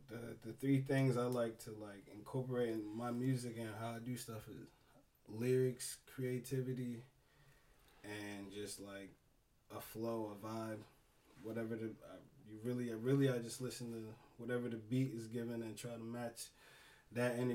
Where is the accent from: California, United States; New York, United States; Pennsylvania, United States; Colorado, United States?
Pennsylvania, United States; Willow Grove; also born or lived in Norristown, Pennsylvania; I was born in Norristown, but I lived in uh, Willow Grove